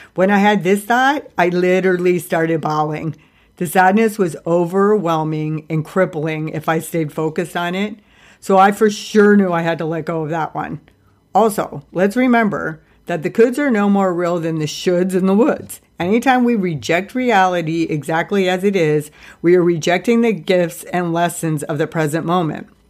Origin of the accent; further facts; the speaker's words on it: Ohio, United States; everybody who has died that I grew up with in Ohio